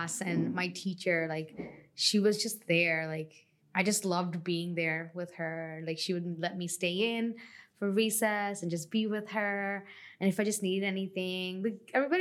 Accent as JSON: {"language": "English", "area": "Long Island", "region": "New York", "country": "United States", "moved": "yes", "said": "I'm from Long Island originally. And I grew up with a single parent"}